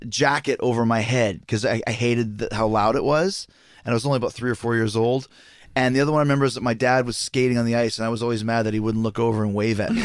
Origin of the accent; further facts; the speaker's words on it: New York City, New York, United States; I grew up in the Garden 'cause my dad played for the Rangers